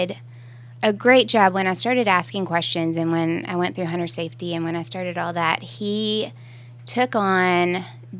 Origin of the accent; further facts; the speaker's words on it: Jackson, Tennessee, United States; also born or lived in Alabama / Nashville, Tennessee; now in Smyrna, United States; I come from Jackson, Tennessee. I'm originally from West Tennessee